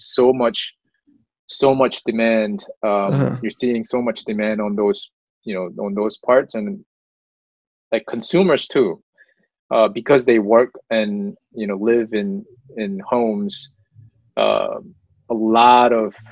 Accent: South Korea; now in United States; I was born in the States, but most of my young days, I grew up in Korea

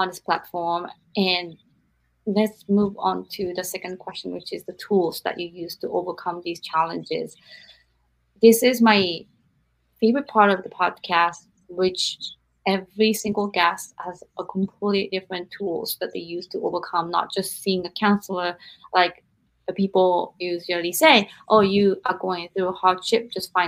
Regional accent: Japan; I'm from Japan, but you're raised in America.

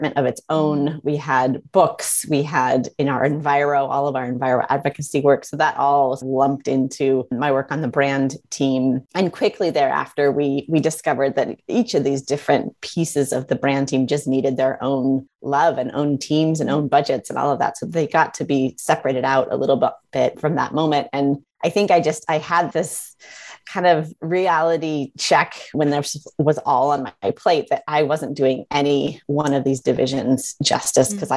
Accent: Midwest, United States; I grew up in the Midwest

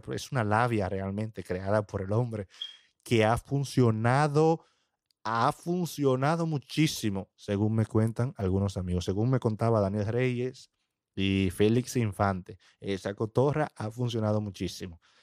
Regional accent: Dominican Republic; en mi país, RD

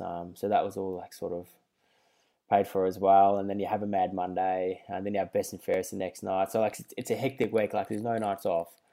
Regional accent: Melbourne, Victoria, Australia; moved away; I grew up in Carlton

